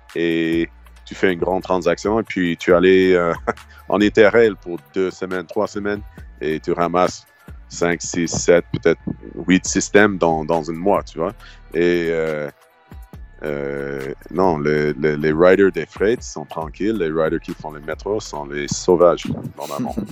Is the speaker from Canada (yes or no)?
yes; Halifax, Nova Scotia, Canada; French is a second language; moved away as an adult; also born or lived in Montreal; j'ai déménagé à Montréal quand j'avais 18 ans. J'ai quitté Halifax.